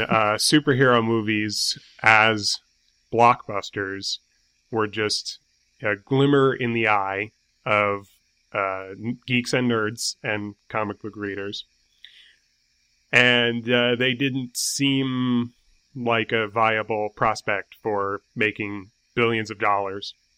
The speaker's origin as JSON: {"language": "English", "town": "New York City", "region": "New York", "country": "United States", "said": "I'm from New York City."}